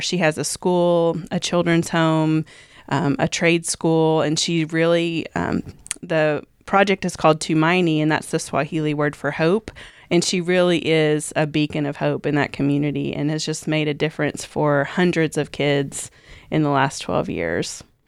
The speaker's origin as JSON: {"language": "English", "region": "Kentucky", "country": "United States", "tie": "born or raised there", "said": "growing up in, uh, the culture that I grew up in, I just assumed I'm from Kentucky"}